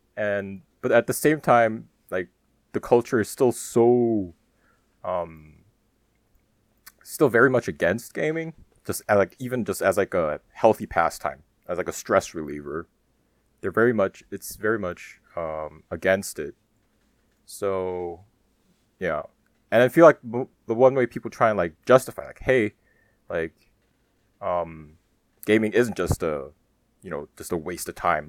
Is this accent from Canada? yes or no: no; Germany; born or raised there; moved away; also born or lived in South Korea